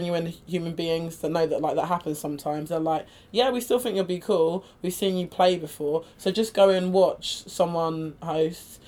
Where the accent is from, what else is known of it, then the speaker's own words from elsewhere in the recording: United Kingdom; I identify as British as well